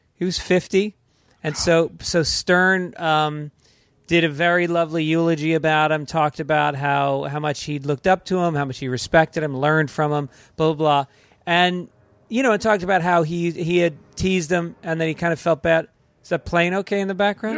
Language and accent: English; New York, United States; moved away as an adult; also born or lived in Boston / Manhattan; now in Los Angeles, United States; I'm from New York, but then I started in Boston